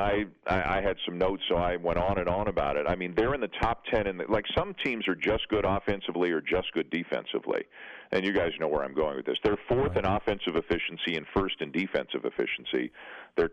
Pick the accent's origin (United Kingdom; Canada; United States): Canada; I'm Canadian, for those who don't know, down there. And I've always lived in Canada